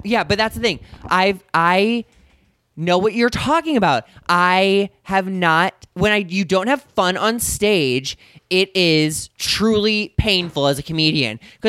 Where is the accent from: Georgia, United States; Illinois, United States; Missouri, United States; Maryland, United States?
Missouri, United States; St. Louis; now in Los Angeles, United States; my hometown of St. Louis, Missouri.